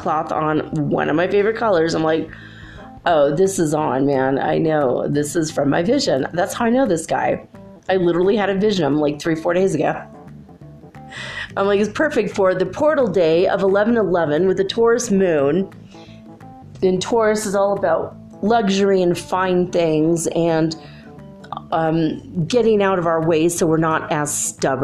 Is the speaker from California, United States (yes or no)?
yes; California, United States; I'm from California.